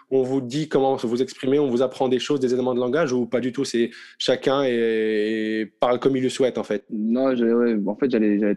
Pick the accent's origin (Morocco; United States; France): Morocco; first language Arabic; French is a second language; On est marocain, on parle arabe à la maison